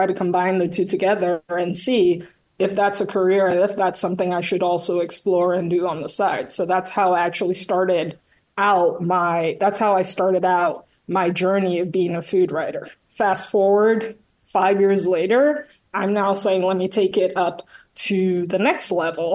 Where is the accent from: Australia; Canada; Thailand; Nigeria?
Nigeria; now in Manhattan, United States; born and raised in Nigeria